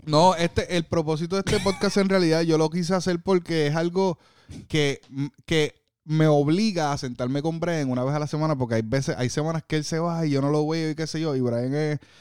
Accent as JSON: {"language": "Spanish", "country": "Puerto Rico", "moved": "yes", "lives_now": "Orlando, United States", "said": "En Puerto Rico, eh, mi isla que la amo con todo corazón y soy orgulloso de ser boricua"}